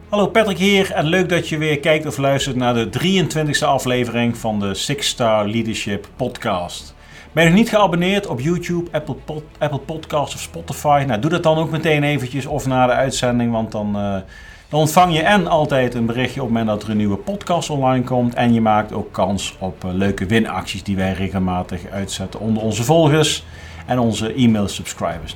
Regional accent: Groesbeek, Gelderland, Netherlands; moved away as an adult; also born or lived in Nijmegen; eigenlijk tot, ja, tot mijn dertigste in Groesbeek heb gewoond

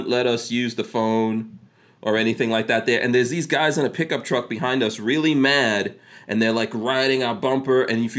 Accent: New York, United States; growing up in New York

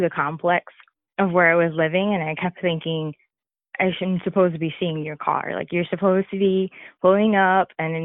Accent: New York, United States; moved away as an adult; also born or lived in the Carolinas; relocating from where we grew up in New York to moving down south into the Carolinas

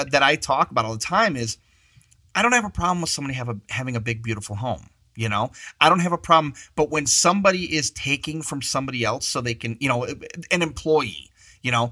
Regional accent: mid Michigan, United States; also born or lived in Chicago area, Illinois; I'm originally from the Chicago area, but when I was young, I moved to like a mid Michigan type of area

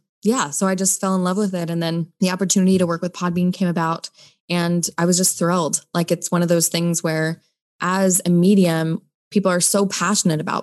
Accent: United States; also born or lived in New Zealand; as an American

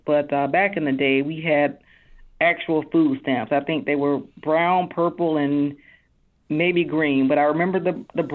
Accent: Fairfield, Alabama, United States; We grew up on Hillside Drive. It's actually not too far from downtown Fairfield near City Hall. And life growing up in Fairfield at a young age was a very hard time

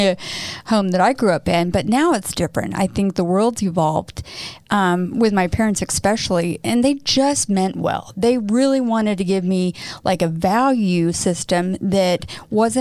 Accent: Midwest, United States; moved away as an adult; I grew up in the Midwest too

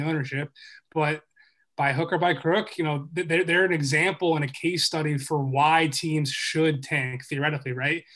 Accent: Philadelphia, Pennsylvania, United States; moved away as an adult; also born or lived in Boston; I'm from Philly originally

